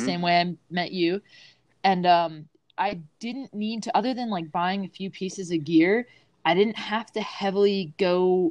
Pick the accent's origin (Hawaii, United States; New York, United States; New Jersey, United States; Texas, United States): New York, United States; Long Island; When I was a kid, I'm from Long Island. Don't really have that much of an accent anymore. so I grew up on Long Island